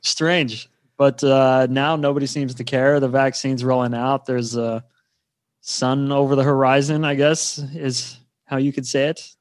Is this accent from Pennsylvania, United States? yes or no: no; Garrett County, Maryland, United States; moved away as an adult; now in Norway; I grew up, uh, near West Virginia, um, in a place called Garrett County, Maryland